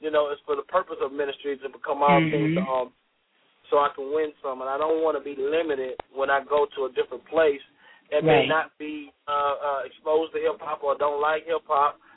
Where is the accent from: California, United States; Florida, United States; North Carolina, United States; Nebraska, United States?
Florida, United States; Deerfield Beach; now in Fayetteville, United States; I'm from a small town called Deerfield Beach, which is near Fort Lauderdale, Florida.